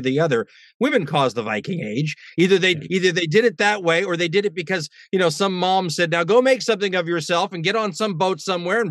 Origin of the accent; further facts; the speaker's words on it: United States; also born or lived in London; as an American